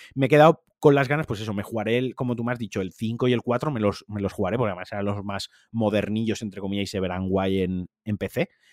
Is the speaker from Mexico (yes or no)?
no; Valencian Community, Spain; en mi caso, valenciano parlante